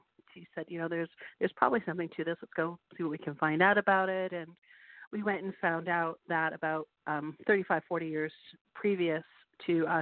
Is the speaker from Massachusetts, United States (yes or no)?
yes; Western Massachusetts, United States; moved away as an adult; now in Portsmouth, United States; I grew up in Western Massachusetts